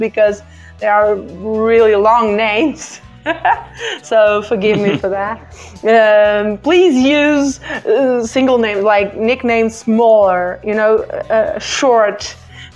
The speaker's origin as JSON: {"language": "English", "town": "Barcelos", "region": "Norte", "country": "Portugal", "tie": "born or raised there", "first_language": "Portuguese", "second_language": "English", "lives_now": "Porto, Portugal", "said": "My city where I was born and grew up is called Barcelos, but I live in Porto."}